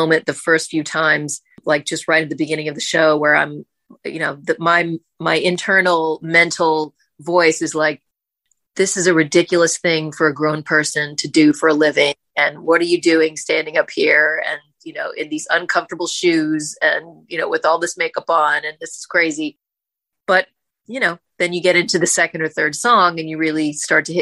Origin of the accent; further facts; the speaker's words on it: Kentucky, United States; now in New York City, United States; I was born in Kentucky, so born and raised there.